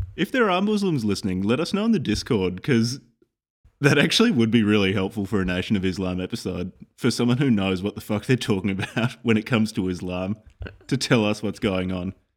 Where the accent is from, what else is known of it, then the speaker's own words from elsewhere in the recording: Australia; I'm from Australia